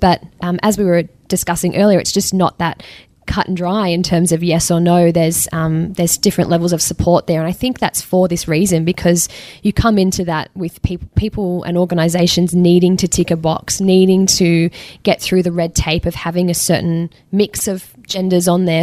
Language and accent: English; Australia